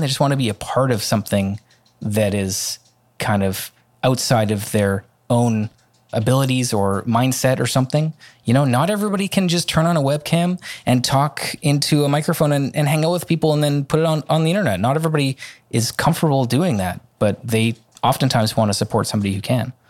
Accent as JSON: {"language": "English", "town": "Vancouver", "region": "British Columbia", "country": "Canada", "tie": "born or raised there", "said": "in my hometown. If there's a, in Vancouver"}